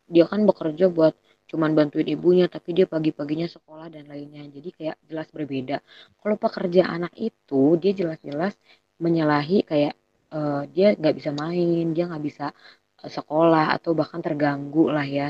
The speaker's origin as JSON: {"language": "Indonesian", "town": "Bogor", "region": "West Java", "country": "Indonesia", "said": "Kita anak Bogor"}